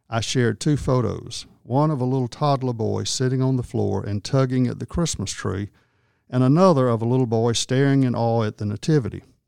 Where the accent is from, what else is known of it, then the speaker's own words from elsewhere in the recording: Wadley, Georgia, United States; I grew up in Wadley Baptist Church and was there most any time the doors were opened